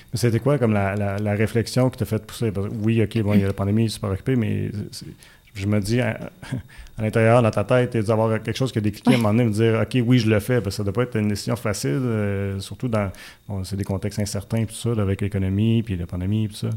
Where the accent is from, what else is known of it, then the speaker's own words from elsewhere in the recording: Buckingham, Quebec, Canada; je viens de Buckingham